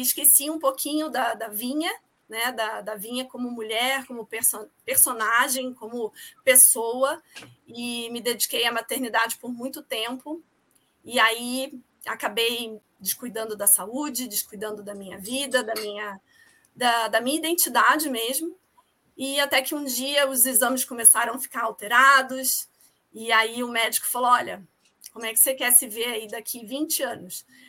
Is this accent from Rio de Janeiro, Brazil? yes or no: yes; Rio de Janeiro, Brazil; moved away as an adult; now in São Paulo, Brazil; eu sou carioca também, mas eu moro aqui em São Paulo há 16 anos